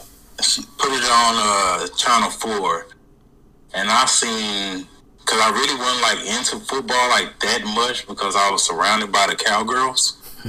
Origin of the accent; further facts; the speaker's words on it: Dallas, Texas, United States; Dallas, Texas.